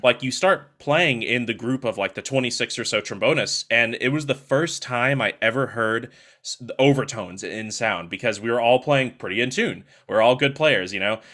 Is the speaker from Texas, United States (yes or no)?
yes; Longview, Texas, United States; moved away; I was born in Longview, Texas, um, which, if you don't know where that is, it's about two hours to the east of Dallas, Texas